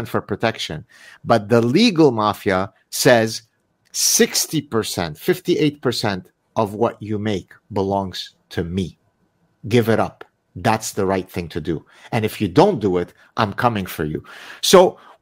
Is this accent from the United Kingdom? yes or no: no; Lebanon; now in Montreal, Canada; I'm from Lebanon